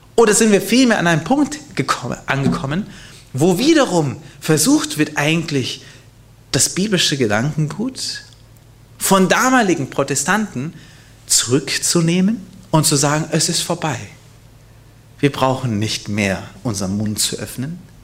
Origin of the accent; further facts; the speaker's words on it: Hanover, Lower Saxony, Germany; Hannover, mein Geburtsort.